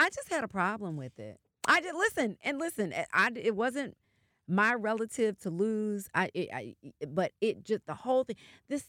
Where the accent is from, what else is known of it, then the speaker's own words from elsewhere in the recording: the South, United States; I'm from the South. I don't feel that way at all.